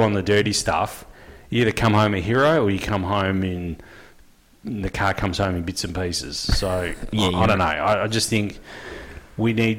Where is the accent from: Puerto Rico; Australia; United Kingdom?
Australia; we're all Aussie